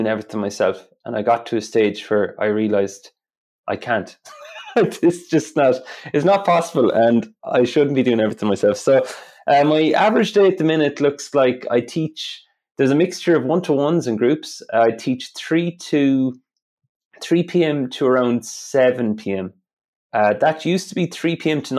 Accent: Ireland; accent: Irish; My Irish accent

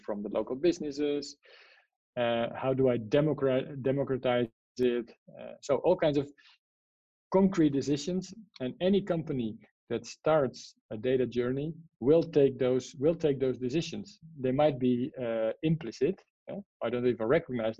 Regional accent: Netherlands; English is a second language; moved away; I'm from the Netherlands, so I'm neither native in Spanish, neither in English.

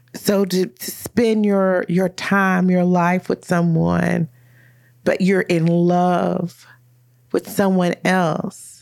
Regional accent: Louisville, Kentucky, United States; we're both from Louisville

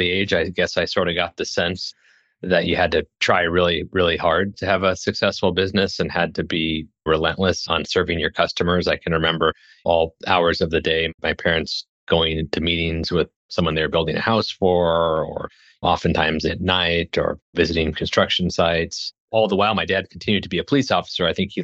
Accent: Lincoln, Nebraska, United States; also born or lived in Hastings, Nebraska; I'm from Nebraska. I was born in a small town in central Nebraska

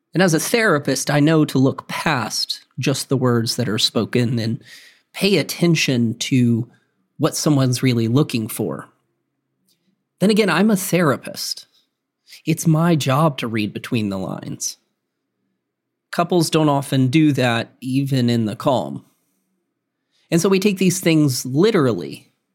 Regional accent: the South, United States; I'm from the South

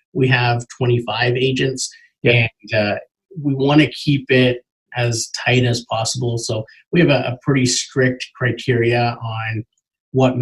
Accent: Markham, Ontario, Canada; I grew up in Markham, so I know it well, and it's great to be able to work in a city that you grew up in.

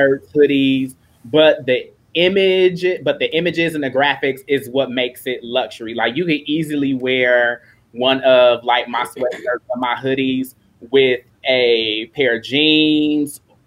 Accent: Milwaukee, Wisconsin, United States; I'm born and raised in Milwaukee, Wisconsin

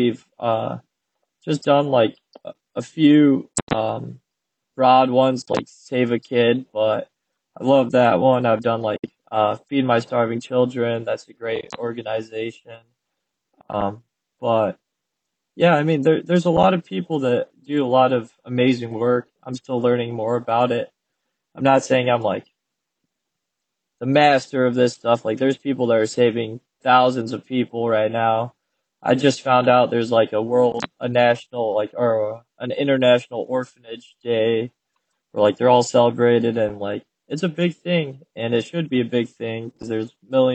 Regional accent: Grayslake, Illinois, United States; also born or lived in New Mexico; I was born in New Mexico. They got divorced. My mom brought me up to Grays Lake, which is where I lived like most of my childhood, just north of Chicago

